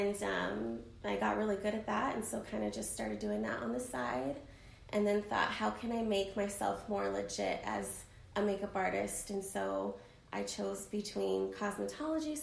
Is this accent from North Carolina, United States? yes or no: no; Arizona, United States; I'm from Arizona originally, born and raised